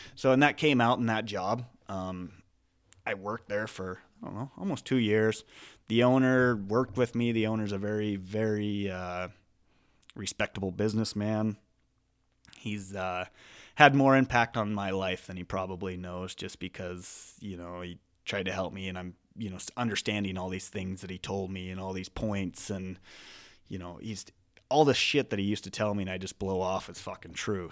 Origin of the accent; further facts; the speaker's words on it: eastern Montana, United States; also born or lived in Idaho; I grew up in Montana